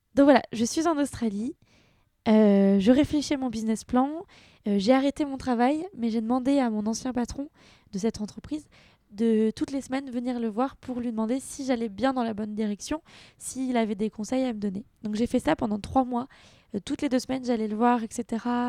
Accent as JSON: {"language": "French", "country": "France", "also_born_or_lived": "London / Vietnam", "moved": "as an adult", "said": "j'avais déjà travaillé à Londres, euh, j'étais déjà française"}